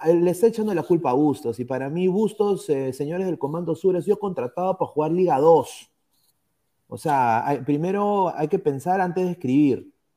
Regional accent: Peru; como peruano, como aliancista

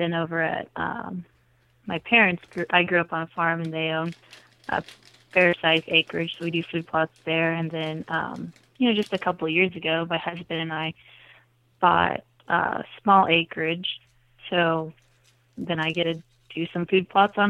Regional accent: Iowa, United States; So I grew up in South Central Iowa, and I was able to stay kind of around the area. I moved a little closer to Des Moines, and grew up on a farm

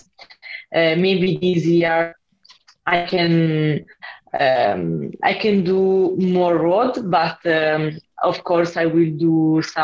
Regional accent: Italy; English is a second language; in my hometown, there is a lot of snow

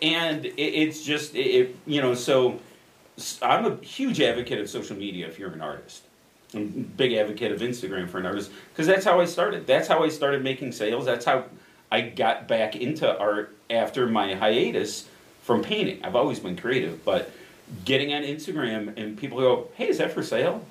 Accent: Addison, Illinois, United States; born or raised there; also born or lived in Chicago, Illinois

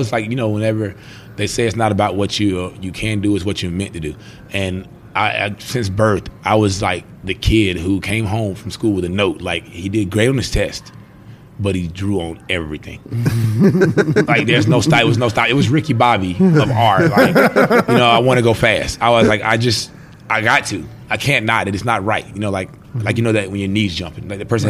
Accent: Greenville, South Carolina, United States; also born or lived in Nassawadox, Virginia; But I was born in Nassau, Virginia. And I mean, it was my roots here. And I moved to South Carolina in 1995. Okay. And I was 8 years old, I want to say.

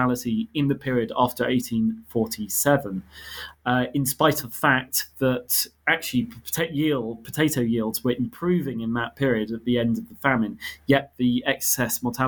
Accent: United Kingdom; I grew up in Britain, but I have ancestry on my mother's side from Armenia and Ethiopia.

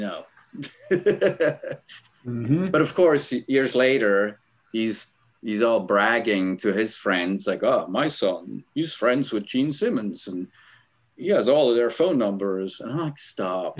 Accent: Switzerland; moved away; I'm originally from Switzerland, grew up in a small town.

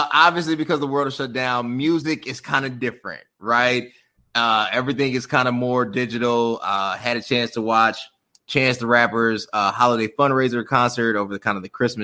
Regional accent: Chicago, Illinois, United States; I'm from Chicago. I'm a brother from Chicago.

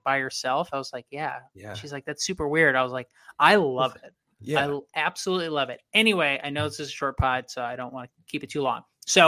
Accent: Waukesha, Wisconsin, United States; born there; Yeah, but I was born in Waukesha.

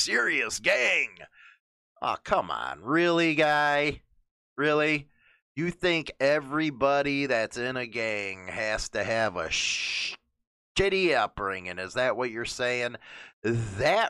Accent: Chicago, Illinois, United States; moved away; also born or lived in Melrose Park, Illinois; I'm from the Montclair neighborhood, Grand and Harlem

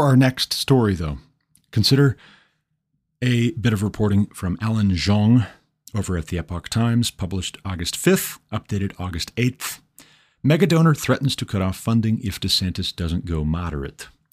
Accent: Montana, United States; my home state, Montana

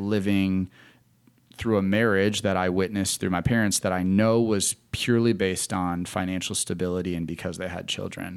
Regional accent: Wisconsin, United States; moved away as an adult; now in Charlotte, United States; I was born and raised in Wisconsin, uh, moved to Charlotte because I wanted to get out of the winter.

